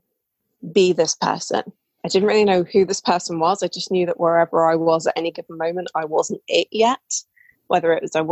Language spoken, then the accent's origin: English; England, United Kingdom; as you can tell probably from my voice, I'm British. I live in England